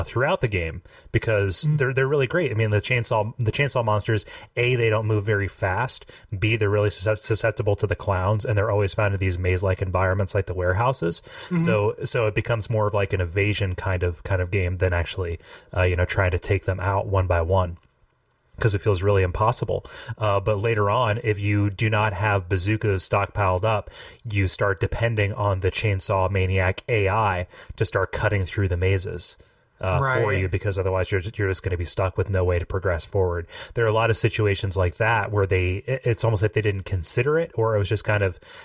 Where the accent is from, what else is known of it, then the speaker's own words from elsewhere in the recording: Ohio, United States; I'm from Ohio